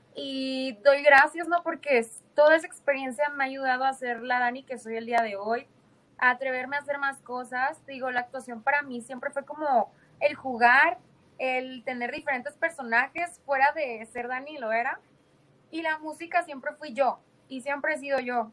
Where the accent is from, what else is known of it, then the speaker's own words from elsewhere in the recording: Tijuana, Baja California, Mexico; moved away; allá en mi ciudad de Tijuana